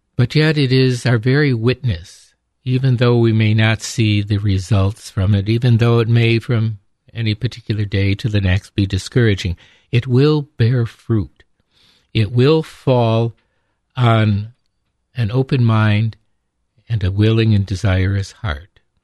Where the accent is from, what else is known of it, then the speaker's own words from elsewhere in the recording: upstate New York, United States; growing up in upstate New York